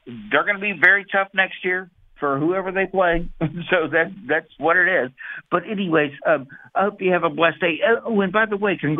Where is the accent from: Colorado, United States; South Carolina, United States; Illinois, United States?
South Carolina, United States; now in Kansas, United States; while I'm living in Kansas now, I'm from South Carolina